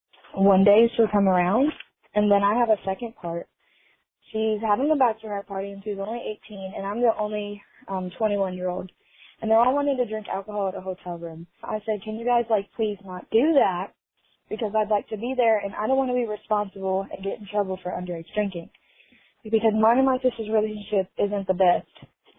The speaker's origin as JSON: {"language": "English", "town": "Gallatin", "region": "Tennessee", "country": "United States", "said": "I'm 21. I'm in college. I'm from Gallatin, Tennessee."}